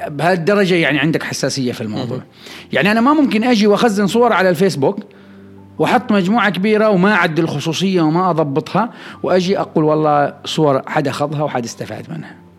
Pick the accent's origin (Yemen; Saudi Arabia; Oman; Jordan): Oman; عندنا في عمان